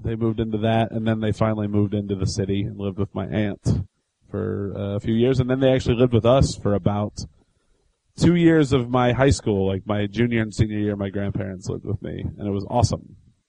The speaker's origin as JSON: {"language": "English", "region": "Indiana", "country": "United States", "tie": "born or raised there", "said": "I'm from Indiana."}